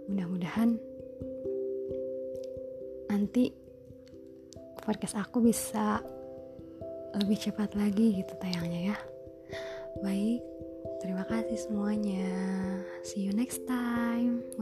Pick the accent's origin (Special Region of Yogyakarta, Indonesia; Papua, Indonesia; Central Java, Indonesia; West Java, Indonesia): West Java, Indonesia; Ciamis; Jadi nama aku itu …, aku berusia 20 tahun. Aku berasal dari Ciamis, Jawa Barat.